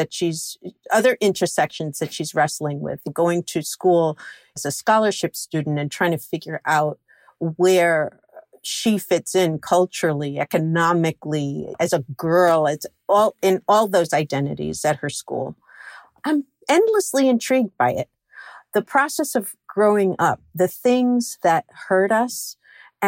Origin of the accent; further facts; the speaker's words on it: New York City, New York, United States; I grew up in Flushing, Queens